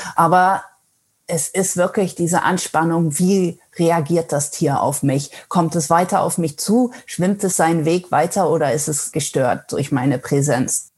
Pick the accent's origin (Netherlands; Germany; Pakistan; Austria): Netherlands; first language German and Dutch; moved away as an adult; now in Gothenburg, Sweden; ich bin eigentlich gebürtig aus Holland